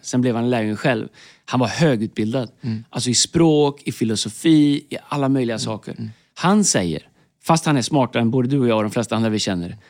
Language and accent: Swedish; Tidaholm, Västra Götaland, Sweden; jag växte upp i Tidaholm